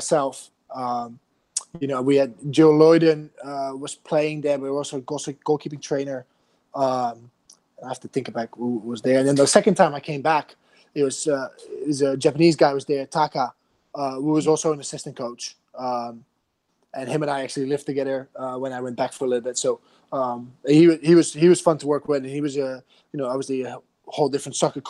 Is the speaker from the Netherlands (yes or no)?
yes; Netherlands; moved away as an adult; also born or lived in New Jersey; now in United States; I'm from Holland originally, came to the U.S. Right after finished college